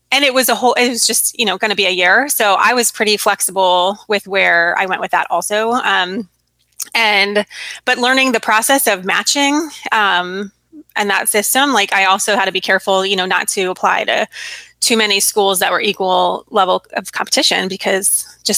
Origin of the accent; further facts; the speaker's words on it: West Coast, United States; I'm from the West Coast, um, and I was in school in Virginia